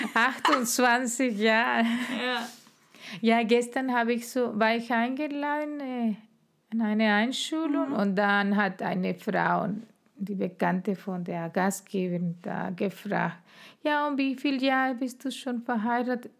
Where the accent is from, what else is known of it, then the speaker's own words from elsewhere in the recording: Guatemala; first language Spanish; German is a second language; moved away as an adult; now in Germany; von meinem Land oder mein, meine Heimat